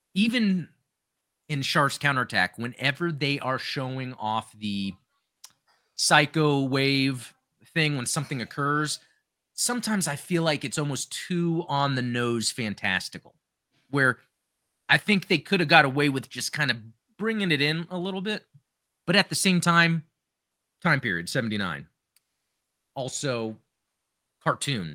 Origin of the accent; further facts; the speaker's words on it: United States; growing up in the United States